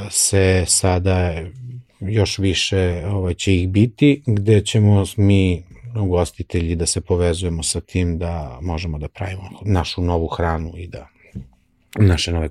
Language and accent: Croatian; Serbia